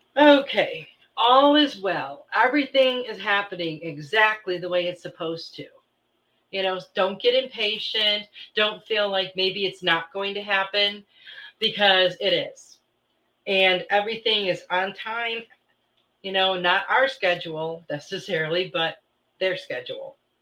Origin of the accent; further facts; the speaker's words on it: Midwest, United States; moved away; I grew up in the Midwest